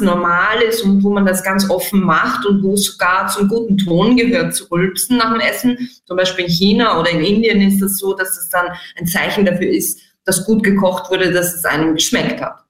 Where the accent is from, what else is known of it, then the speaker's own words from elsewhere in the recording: Austria; bei uns in Mitteleuropa, in Österreich